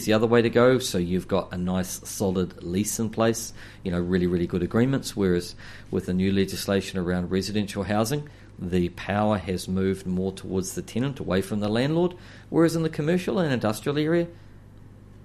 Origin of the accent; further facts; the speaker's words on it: Clive, Hawke's Bay, New Zealand; as a child, I grew up at in Clive, just opposite the turn off to Whakatū